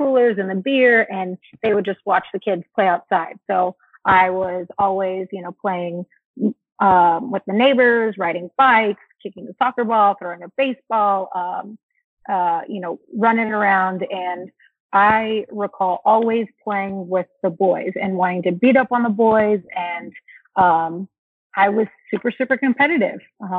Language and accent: English; Anaheim, California, United States; It was awesome. I mean, I was a very outdoorsy kid.